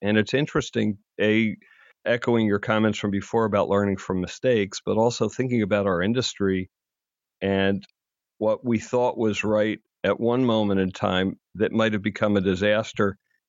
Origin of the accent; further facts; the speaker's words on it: Philadelphia, Pennsylvania, United States; I'm from Philadelphia, and my mother grew up in Camden, New Jersey.